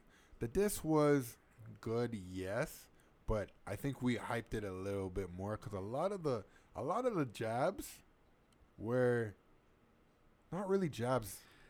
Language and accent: English; Toronto, Ontario, Canada; I'm from Toronto.